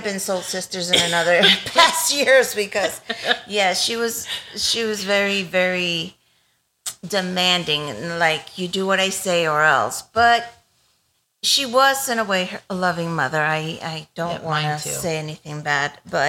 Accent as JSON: {"language": "English", "town": "Savannah", "region": "Georgia", "country": "United States", "tie": "born there", "said": "I was born in Savannah, Georgia, in the U.S., not Russia."}